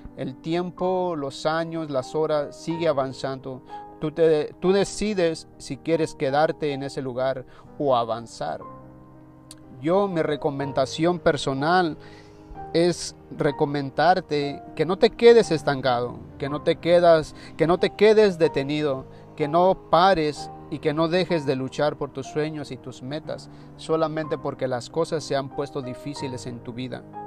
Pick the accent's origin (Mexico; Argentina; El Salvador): Mexico; en mi país se dice, en México se dice flojo a la gente perezosa